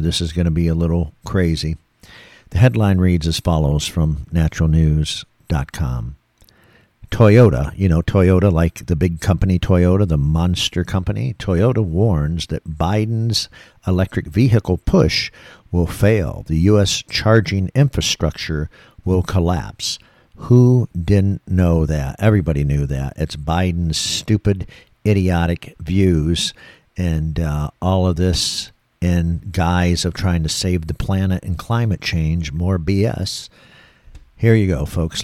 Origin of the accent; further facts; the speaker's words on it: Michigan, United States; moved away as an adult; now in Florida, United States; I came from Michigan, born and raised in Michigan. I've been down here in Florida for twenty years